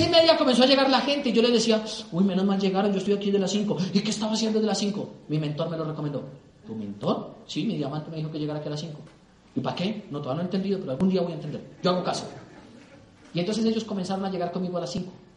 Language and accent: Spanish; Colombia; mi país